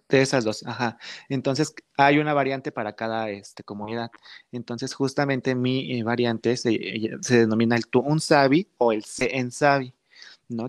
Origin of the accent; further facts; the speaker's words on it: Pinotepa Nacional, Oaxaca, Mexico; yo soy originario de aquí de la, ah, región de la Mixteca, principalmente de Pinotapa Nacional